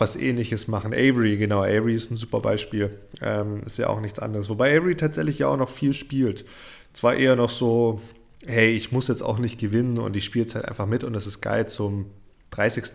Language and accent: German; Germany; hier bei uns in Deutschland